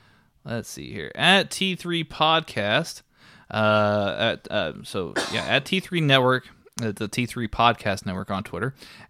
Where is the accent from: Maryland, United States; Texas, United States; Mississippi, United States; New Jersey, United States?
Texas, United States; And now people are going to think I'm from Boston. They're not going to think I'm the Texas gentleman anymore.